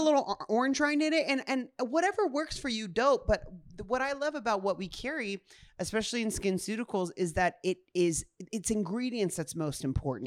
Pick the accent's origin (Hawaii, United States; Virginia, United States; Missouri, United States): Hawaii, United States; Honolulu; I was born in Honolulu, Hawaii at, like, six A M